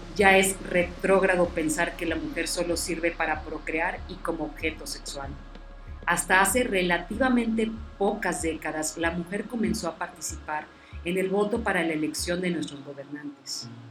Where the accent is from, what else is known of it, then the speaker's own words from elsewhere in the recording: Monterrey, Nuevo León, Mexico; now in Valle Hermoso, Mexico; yo soy de Monterrey